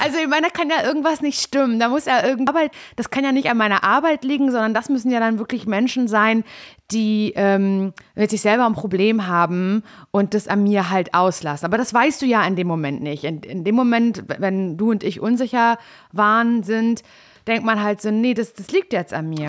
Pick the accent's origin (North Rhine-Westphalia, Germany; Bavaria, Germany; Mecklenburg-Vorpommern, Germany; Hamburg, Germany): Mecklenburg-Vorpommern, Germany; Parchim; ich komme ja aus Parchim